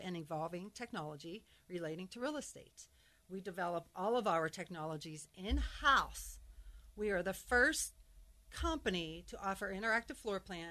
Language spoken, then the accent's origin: English; Pittsburgh, Pennsylvania, United States; also born or lived in Syracuse, New York; now in Denver, United States; I'm from Pittsburgh originally